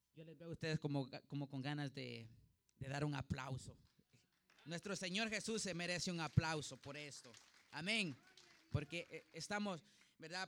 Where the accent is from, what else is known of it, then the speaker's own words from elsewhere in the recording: Honduras; yo soy hondureño